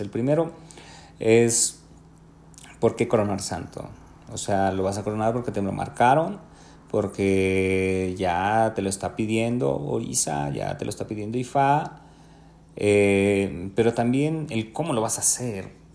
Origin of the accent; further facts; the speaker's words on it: Mexico; somos mexicanos también